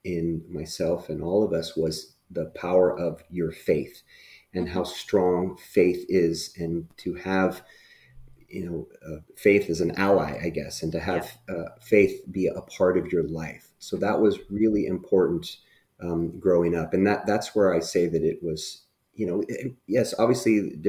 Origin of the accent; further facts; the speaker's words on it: Burbank, California, United States; I grew up in Southern California near Los Angeles and Burbank